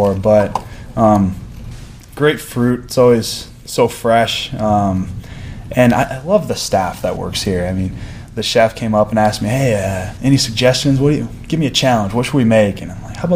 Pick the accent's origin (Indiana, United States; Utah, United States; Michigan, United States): Michigan, United States; West; moved away as an adult; now in Illinois, United States; growing up in West Michigan